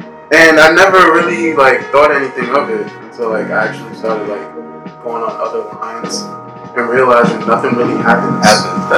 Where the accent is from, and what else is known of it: New York City, New York, United States; born or raised there